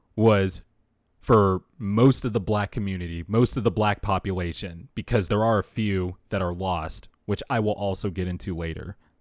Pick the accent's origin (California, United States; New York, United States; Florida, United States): California, United States; Bakersfield; I started going to school in Bakersfield in fourth grade